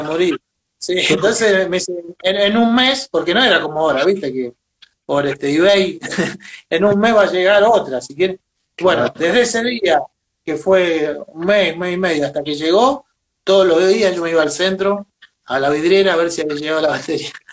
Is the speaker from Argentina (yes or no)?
yes; Venado Tuerto, Santa Fe, Argentina; Yo soy de Venado Tuerto, Santa Fe, al, sur de Santa Fe